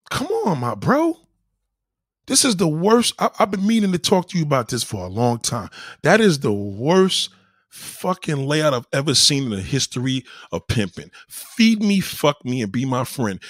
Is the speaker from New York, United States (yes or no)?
yes; New York, United States; I'm a New Yorker. We have culture here